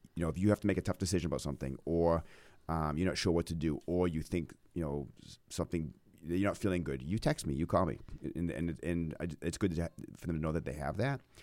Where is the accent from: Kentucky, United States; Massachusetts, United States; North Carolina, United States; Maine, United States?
Maine, United States; growing up in Maine